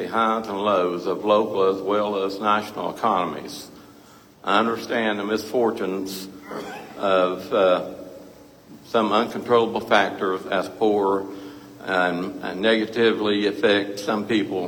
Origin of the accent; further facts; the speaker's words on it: Dickenson County, Virginia, United States; now in Washington County, Virginia, United States; I'm originally from Dixon County, Virginia, and have resided in Washington County since 1991